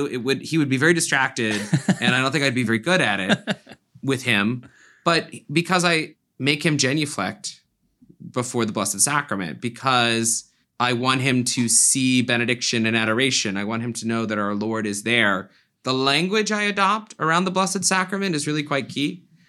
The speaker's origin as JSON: {"language": "English", "region": "Florida", "country": "United States", "tie": "born or raised there", "said": "So I grew up in South Florida, and my grandmother began to drag me and my brother to the 7 a.m. Mass at our very old parish."}